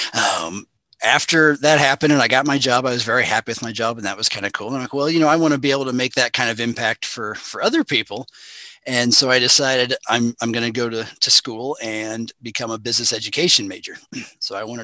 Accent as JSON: {"language": "English", "town": "Burlington Junction", "region": "Missouri", "country": "United States", "said": "I'm originally from Burlington Junction. So I'm about 15 to 20 minutes northwest of Maryville"}